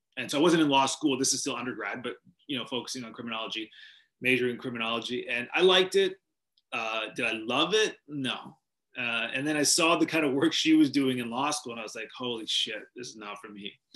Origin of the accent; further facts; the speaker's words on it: Vancouver, British Columbia, Canada; moved away; I grew up in Vancouver, British Columbia